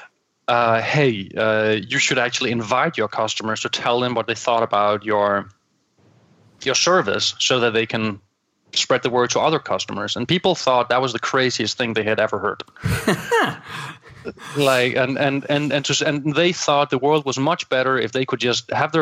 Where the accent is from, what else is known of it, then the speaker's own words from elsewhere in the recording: Copenhagen, Capital Region of Denmark, Denmark; accent: Danglish; English is a second language; I'm from Copenhagen, I'm from Denmark, so everybody can now enjoy my call it my Danglish.